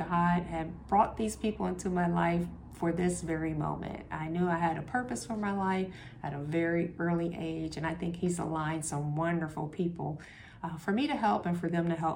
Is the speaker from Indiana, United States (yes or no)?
no; Columbus, Ohio, United States; I grew up in the short north. I grew up on 18th in Cleveland.